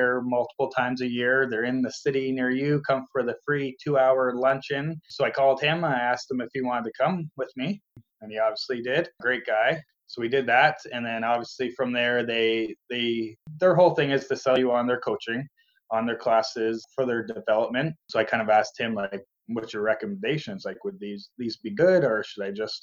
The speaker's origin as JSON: {"language": "English", "town": "St. Thomas", "region": "Ontario", "country": "Canada", "tie": "born or raised there", "said": "born and raised in St. Thomas, which is kind of southwestern Ontario, just south of London"}